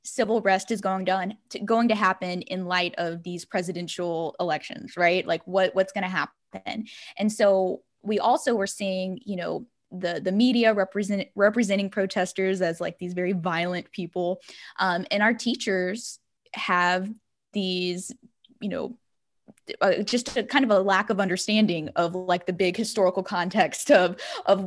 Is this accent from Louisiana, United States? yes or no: yes; Livingston Parish, Louisiana, United States; now in Baton Rouge, United States; I am from Livingston Parish. I am from I live in Baton Rouge, but I grew up in Livingston Parish